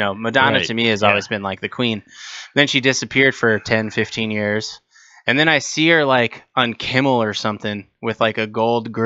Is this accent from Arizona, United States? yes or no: yes; Tucson, Arizona, United States; moved away; I grew up in Tucson, Arizona